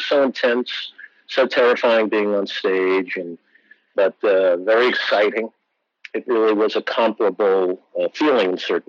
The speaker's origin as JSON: {"language": "English", "town": "New City", "region": "New York", "country": "United States", "tie": "born or raised there", "also_born_or_lived": "Bronx, New York", "moved": "yes", "lives_now": "New Haven, United States", "said": "I was born in the Bronx in New York, and I grew up in a little town north of there in Rockland County called New City"}